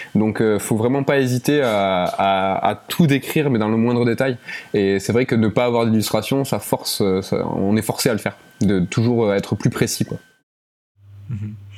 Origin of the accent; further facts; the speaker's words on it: Toulouse, Occitania, France; on est de, on est de Toulouse